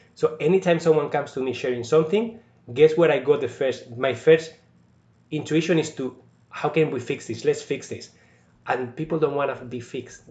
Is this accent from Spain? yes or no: yes; Spain; also born or lived in India; now in Sault Ste. Marie, Canada; I'm from Spain, but I was in India over a year